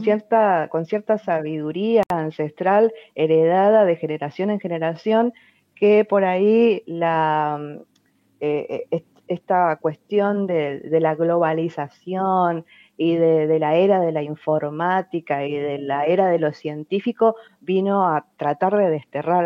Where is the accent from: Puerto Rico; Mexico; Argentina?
Argentina; Fontana, Chaco; now in Resistencia, Argentina; nací en Resistencia accidentalmente, porque toda mi familia vive en Fontana, que es una ciudad pegada a Resistencia